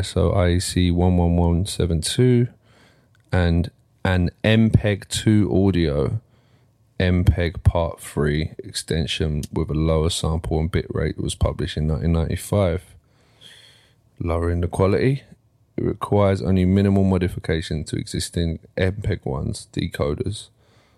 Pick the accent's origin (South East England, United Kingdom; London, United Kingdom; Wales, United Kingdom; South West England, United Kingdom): London, United Kingdom; Ilford; growing up in Ilford